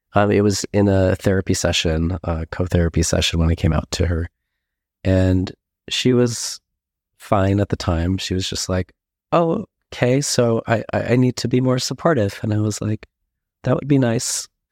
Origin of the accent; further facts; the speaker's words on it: Escondido, California, United States; I grew up in Escondido, California, which is very close to San Diego